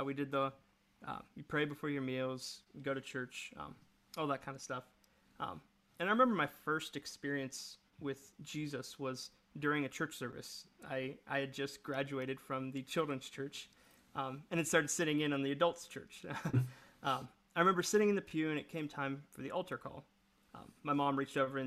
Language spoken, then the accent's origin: English; Logan, Ohio, United States; I grew up in the small town of Logan, Ohio.